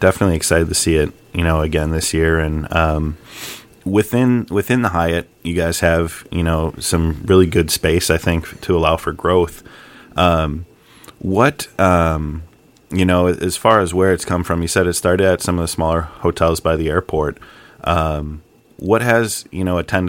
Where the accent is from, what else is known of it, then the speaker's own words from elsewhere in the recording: Milwaukee, Wisconsin, United States; growing up in Milwaukee